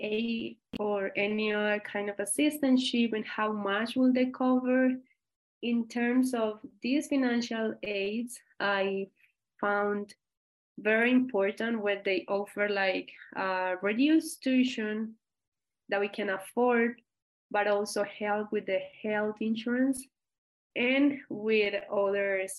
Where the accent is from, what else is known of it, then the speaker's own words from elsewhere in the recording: Colombia; English is a second language; moved away as an adult; now in United States; I am originally from Colombia